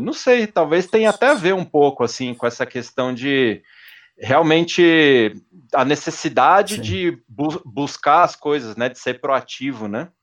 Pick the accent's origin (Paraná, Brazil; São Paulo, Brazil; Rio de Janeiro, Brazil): São Paulo, Brazil; Eu cresci na zona sul de São Paulo, ali no, no Jabaquara